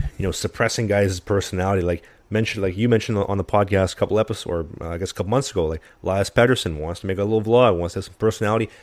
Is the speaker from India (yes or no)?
no; Canada; as a Canadian